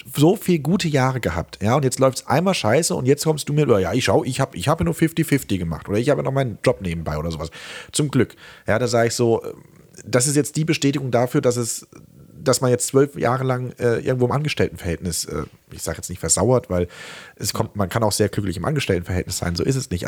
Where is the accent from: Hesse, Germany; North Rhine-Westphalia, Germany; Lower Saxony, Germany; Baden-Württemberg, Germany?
Baden-Württemberg, Germany; Remseck; ich komme aus äh, Remseck, das ist bei Stuttgart und im schönen Süden